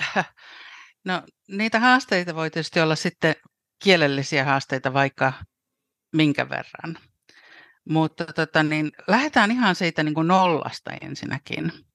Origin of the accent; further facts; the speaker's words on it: Helsinki, Uusimaa, Finland; moved away as an adult; now in London, United Kingdom; mä olen täällä Lontoon kupeessa kohta äh, 29 vuotta asunut äh, alun perin helsinkiläinen